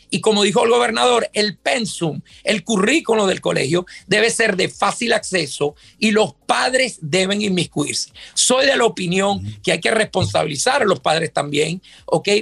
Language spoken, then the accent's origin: Spanish; Venezuela; now in Miami, United States; yo soy de origen venezolano, yo soy nacido en Venezuela.